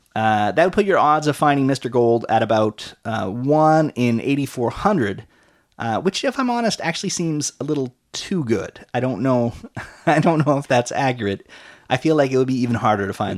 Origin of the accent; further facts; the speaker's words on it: Canada; we're Canadian